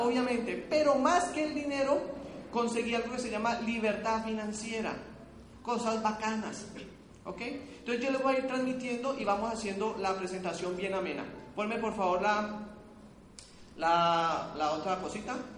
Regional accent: Cali, Valle del Cauca, Colombia; Yo soy aquí caleño

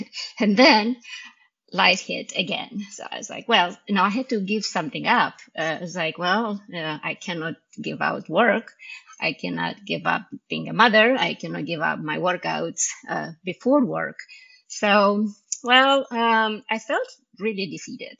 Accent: Romania; English is a second language; moved away as an adult; also born or lived in Indiana; now in United States; in Romanian because I did not speak English at the time

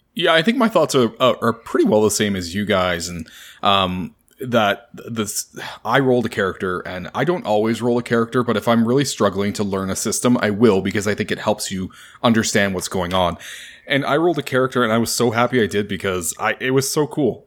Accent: Canada; I'm Canadian

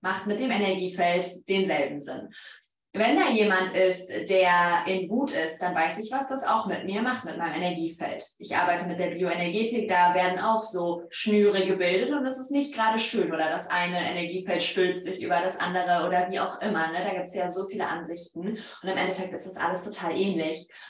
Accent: Poland; accent: Polish; German is a second language; moved away; mein polnischer Akzent

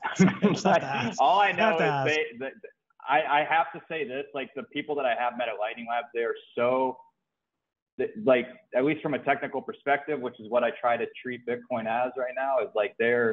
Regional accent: Ohio, United States; moved away as an adult; now in Puerto Rico; So, I grew up in Ohio, went to school for engineering. I grew up in the Rust Belt.

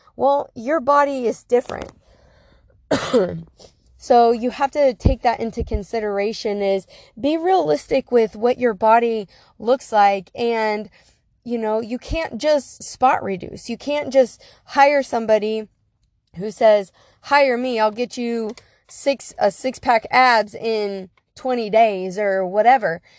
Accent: Beloit, Wisconsin, United States; Beloit, where my hometown is.

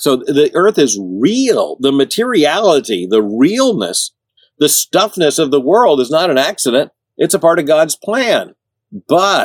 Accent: Central Florida, United States; we moved from Central Florida, which is really a part of the South, to South Florida

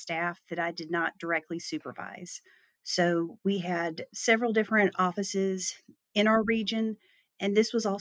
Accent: St. Simons Island, Georgia, United States; I am originally from St. Simons Island, Georgia

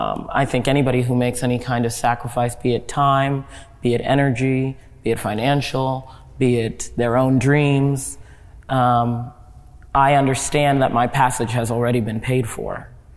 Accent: Nigeria; I am very proudly Nigerian, and I have no problem saying so over and over again. I am proudly Nigerian.

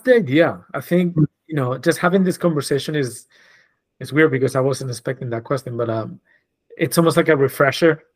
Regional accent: Spain; moved away as an adult; now in New York, United States; I was born and raised in Spain.

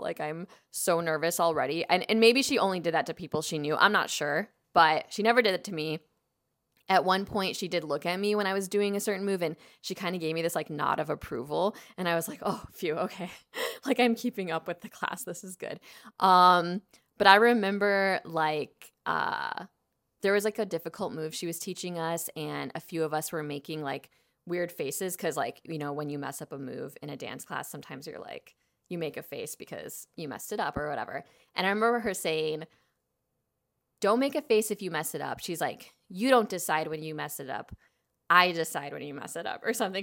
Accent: Chicago, Illinois, United States; now in Los Angeles, United States; I grew up in Chicago, but I grew up in the suburbs

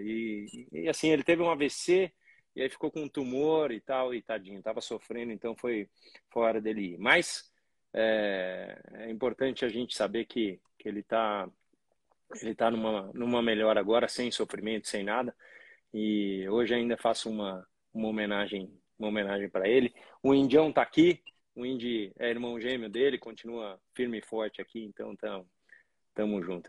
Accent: Brazil; nós brasileiros somos muito brasileiros

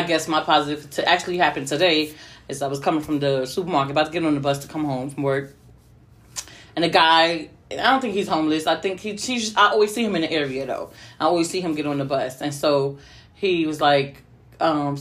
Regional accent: New Jersey, United States; I'm from Jersey

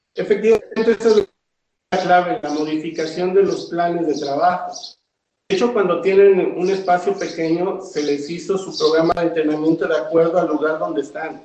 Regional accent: Zacatelco, Tlaxcala, Mexico; Yo, yo no soy del estado de Puebla, yo soy de Tlaxcala, Zacatelco, Tlaxcala.

